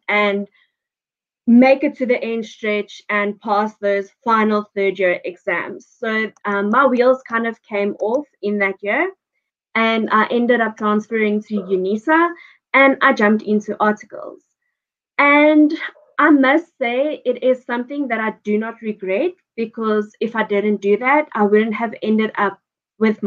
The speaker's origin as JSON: {"language": "English", "town": "Johannesburg", "region": "Gauteng", "country": "South Africa", "tie": "born or raised there", "lives_now": "Pretoria, South Africa", "said": "I was born and raised in Joburg."}